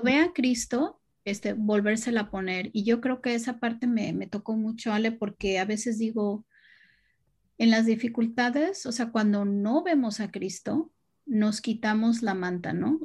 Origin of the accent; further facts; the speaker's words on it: Chetumal, Quintana Roo, Mexico; Es de chica, nosotros vivíamos en Chetumal, en Quintana Roo